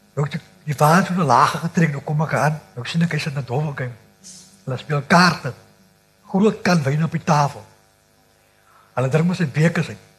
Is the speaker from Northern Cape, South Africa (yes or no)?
no; Cape Flats, Western Cape, South Africa; Ek is gebore in Kyoto, een van in die eerste boerbeerte op die vlakte.